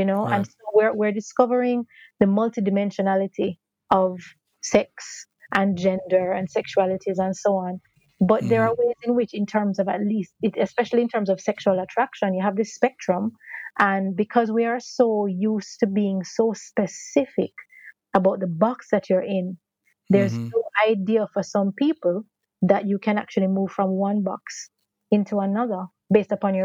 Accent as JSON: {"language": "English", "country": "Jamaica", "said": "we are Jamaican, we're in Jamaica"}